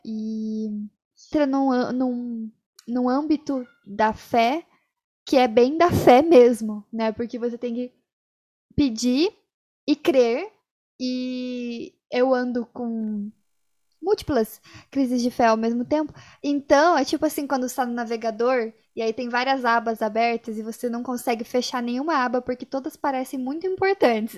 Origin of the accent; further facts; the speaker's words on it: Brazil; a gente, como brasileiro